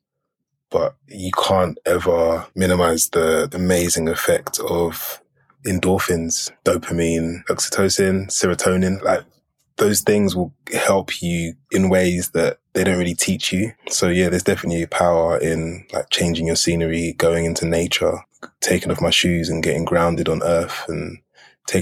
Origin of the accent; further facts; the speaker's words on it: Edmonton, London, United Kingdom; moved away as an adult; also born or lived in Brooklyn, New York; I'm from Edmonton